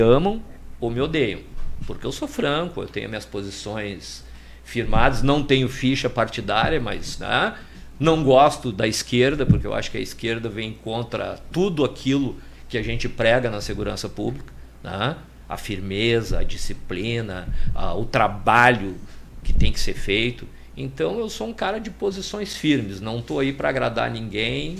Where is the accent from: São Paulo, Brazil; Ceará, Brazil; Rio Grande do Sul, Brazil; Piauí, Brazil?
Rio Grande do Sul, Brazil; Porto Alegre; nascido e criado na Maria da Conceição